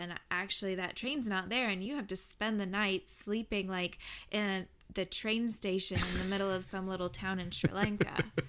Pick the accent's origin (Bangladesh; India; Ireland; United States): United States; Southern United States; also born or lived in Wales; I'm from the South, y'all.